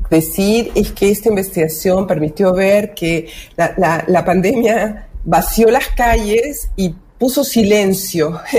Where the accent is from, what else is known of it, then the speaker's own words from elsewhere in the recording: Lima, Peru; now in Chile; Yo nací en el Perú. Ah, el Perú. muchísimos años acá, pero soy limeña.